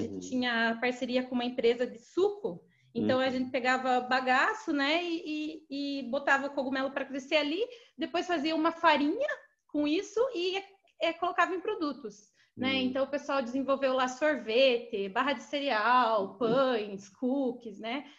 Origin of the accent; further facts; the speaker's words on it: Guarapuava, Paraná, Brazil; moved away as an adult; also born or lived in Florianópolis; now in São Paulo, Brazil; Eu sou do interior do Paraná, de uma cidade chamada Guarapuava